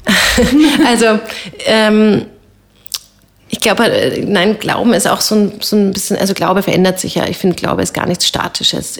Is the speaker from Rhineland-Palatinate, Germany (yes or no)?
no; Bavaria, Germany; moved away as an adult; also born or lived in Heidelberg / Amsterdam; now in Vienna, Austria; Ich habe da zur Bayerischen Landeskirche gehört